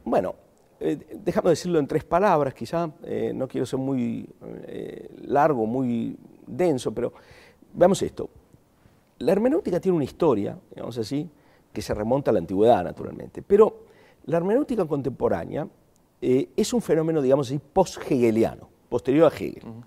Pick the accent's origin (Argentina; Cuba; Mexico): Argentina; accent: Argentine; moved away as an adult; also born or lived in Chile / Germany / Spain / Buenos Aires; hace 35 años que no ejerzo de argentino ¿eh? en mi ciudad natal y ejerzo argentino en otros lugares donde todo el mundo dice que me queda el tono